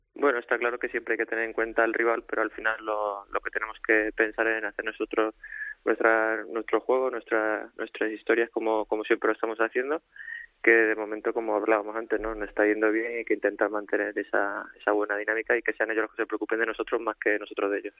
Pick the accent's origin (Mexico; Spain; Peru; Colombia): Spain; Córdoba, Andalusia; moved away; yo siendo cordobés